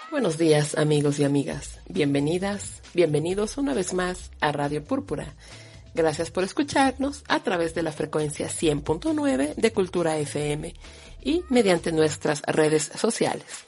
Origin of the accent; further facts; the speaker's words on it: Ecuador; soy una mujer ecuatoriana que se autorreconoce como negra